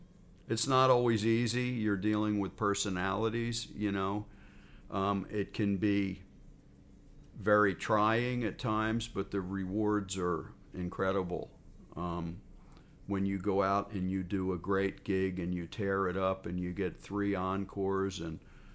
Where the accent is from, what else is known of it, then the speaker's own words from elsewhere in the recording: New Jersey, United States; now in California, United States; When I moved to California from New Jersey to seek a musical career, my original intention was to have my own band, to write my own songs, to front the band. I even had a band in New Jersey